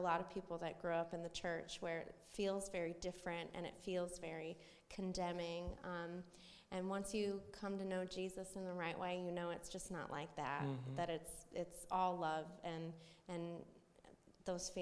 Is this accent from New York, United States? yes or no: no; Valdosta, Georgia, United States; now in Jacksonville, United States; I'm from Valdosta, where Kyle and Taryn used to live